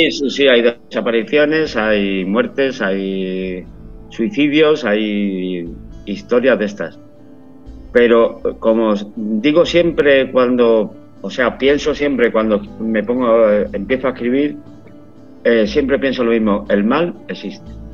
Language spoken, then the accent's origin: Spanish; Málaga, Andalusia, Spain; moved away as an adult; now in San Sebastián de los Reyes, Spain; Soy de Málaga, pero por motivos profesionales me fui hace más de 25 años, va a ser ahora. Y vivo en San Sebastián de los Reyes